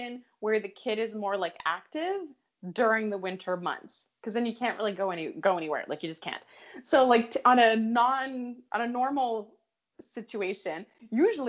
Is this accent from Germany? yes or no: no; Canada; being Canadian